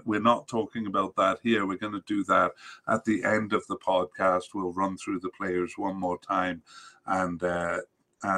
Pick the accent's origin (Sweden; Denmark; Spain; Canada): Canada; I'm Canadian